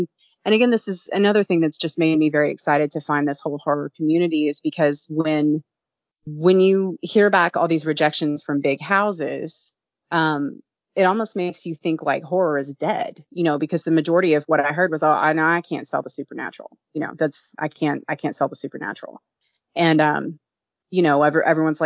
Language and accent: English; Kentucky, United States; I'm from Kentucky